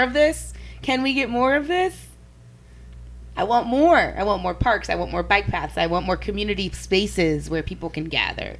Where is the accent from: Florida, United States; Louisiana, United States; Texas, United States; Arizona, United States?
Louisiana, United States; New Orleans; where I'm from is Different. New Orleans